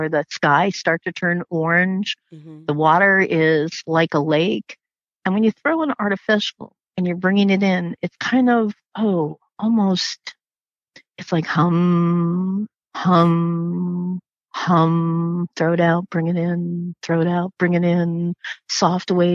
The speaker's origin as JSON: {"language": "English", "region": "Florida", "country": "United States", "tie": "born or raised there", "said": "I grew up in Florida"}